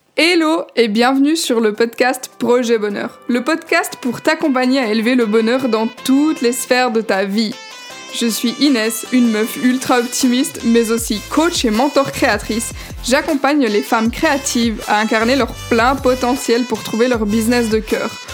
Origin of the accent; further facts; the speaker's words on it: Switzerland; je suis suisse